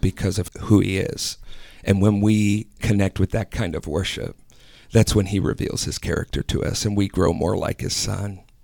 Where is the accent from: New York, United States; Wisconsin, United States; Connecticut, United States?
Wisconsin, United States; now in Ohio, United States; I'm originally from Wisconsin